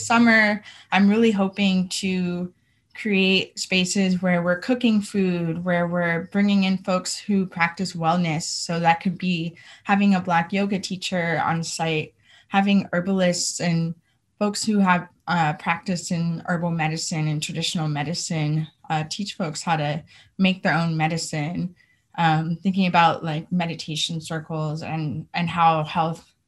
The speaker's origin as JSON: {"language": "English", "region": "California", "country": "United States", "tie": "born or raised there", "said": "Growing up in California, I did see queer folks"}